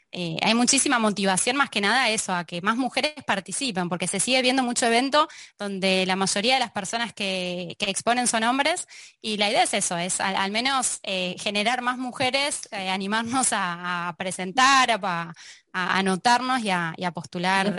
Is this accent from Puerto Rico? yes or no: no; Argentina; moved away as an adult; now in Barcelona, Spain; Los argentinos ya podemos decir